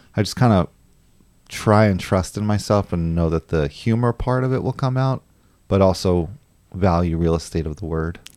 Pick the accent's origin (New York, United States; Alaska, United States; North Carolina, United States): New York, United States; moved away; also born or lived in San Francisco / Los Angeles; I'm actually from New York, but I lived in California for a while